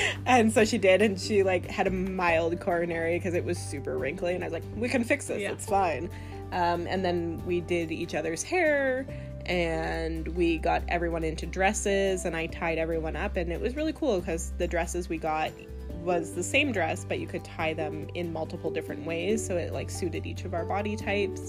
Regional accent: Victoria, British Columbia, Canada; Victoria, BC, Canada.

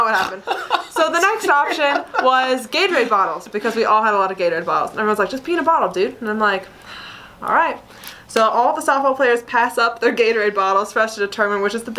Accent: Salt Lake City, Utah, United States; I grew up in Salt Lake

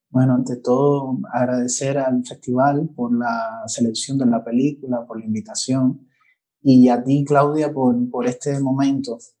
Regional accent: Cuba; como cubano

